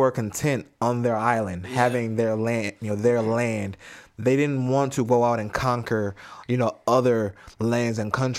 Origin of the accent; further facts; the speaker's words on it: United States; we are American.